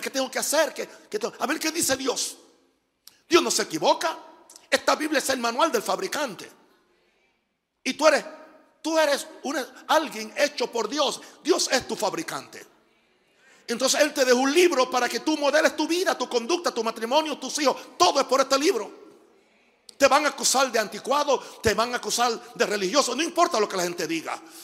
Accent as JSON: {"language": "Spanish", "country": "United States", "moved": "yes", "said": "soy gringo"}